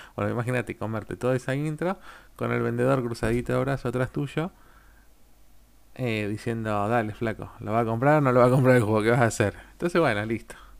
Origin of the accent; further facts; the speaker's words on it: Argentina; yo soy de Argentina